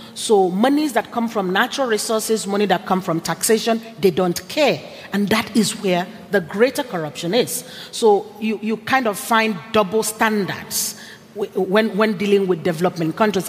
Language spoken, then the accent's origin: English; Nigeria; moved away; I'm originally Nigerian